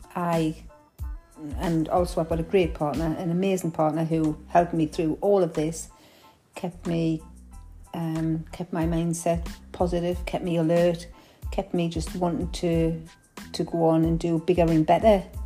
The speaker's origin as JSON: {"language": "English", "town": "Newcastle upon Tyne", "region": "North East England", "country": "United Kingdom", "accent": "Geordie", "said": "my Geordie accent"}